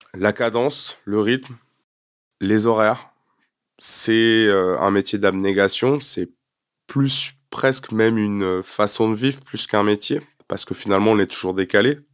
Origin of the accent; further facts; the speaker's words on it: France; also born or lived in Quebec, Canada; je suis un vrai Français.